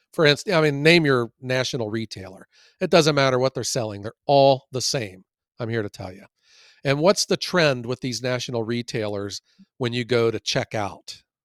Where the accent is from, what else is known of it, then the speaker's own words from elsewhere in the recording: Ohio, United States; I'm from Ohio